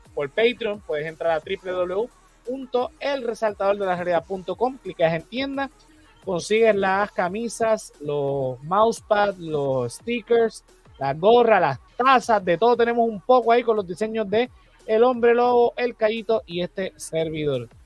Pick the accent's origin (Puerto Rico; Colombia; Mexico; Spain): Puerto Rico; como puertorriqueño